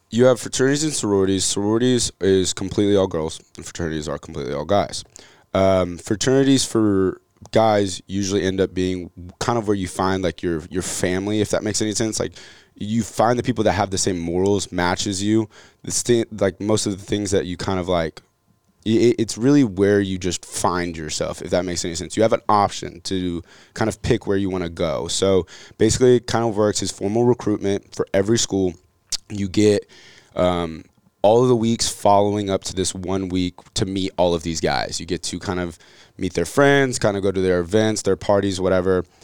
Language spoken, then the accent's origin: English; Atlanta, Georgia, United States; also born or lived in Marietta; So I was born in Atlanta. Uh, grew up in Atlanta, Marietta, right outside of Atlanta.